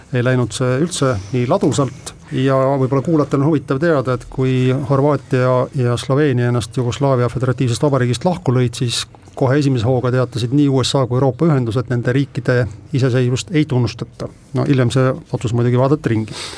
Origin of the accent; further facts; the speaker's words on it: Rakvere, Lääne-Viru County, Estonia; minu kodulinna Rakveresse.